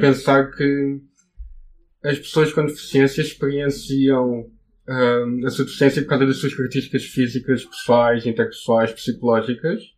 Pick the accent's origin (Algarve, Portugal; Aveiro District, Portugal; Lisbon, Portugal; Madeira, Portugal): Algarve, Portugal; Portimão; tenho 23 anos, eu venho de Portimão